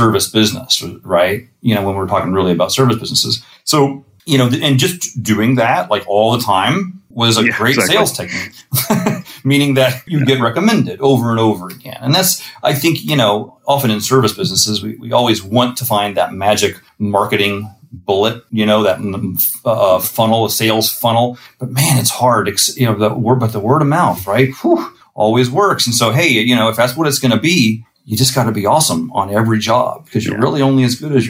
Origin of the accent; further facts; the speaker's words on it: Missouri, United States; moved away as an adult; now in New York, United States; I'm from Missouri